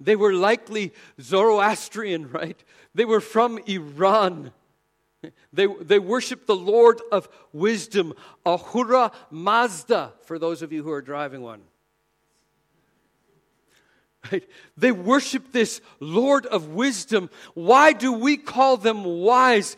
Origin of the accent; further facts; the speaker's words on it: Canada; moved away; coming from Canada, we're not really supposed to even say Merry Christmas because we're Canadian